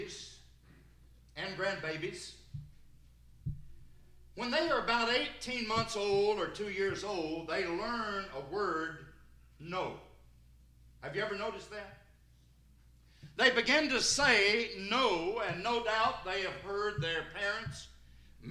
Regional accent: Sparta, Tennessee, United States; I'm from Sparta over in White County

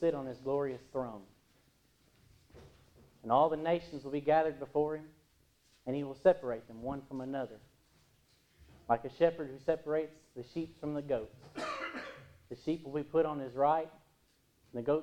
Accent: United States; In Williamson County, where my hometown is

